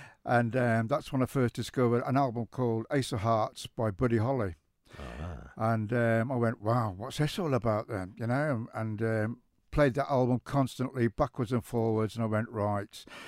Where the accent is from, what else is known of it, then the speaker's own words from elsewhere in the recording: West Midlands, United Kingdom; moved away as an adult; also born or lived in Coventry; now in Isle of Man; So for 40 years, 7 days a week, football full on, all around the Midlands. So when I moved to the Isle of Man in 2009